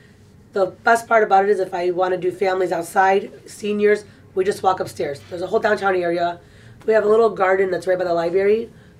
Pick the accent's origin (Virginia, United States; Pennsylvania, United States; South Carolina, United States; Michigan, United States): Michigan, United States; Madison Heights; We grew up in Madison Heights